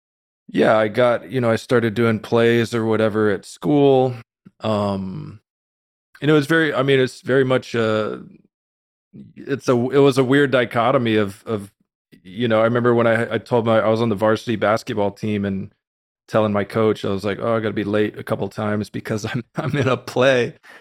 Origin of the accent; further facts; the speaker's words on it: Austin, Texas, United States; But no, I was raised in the Austin, Texas area, a very normal, you know, middle class upbringing.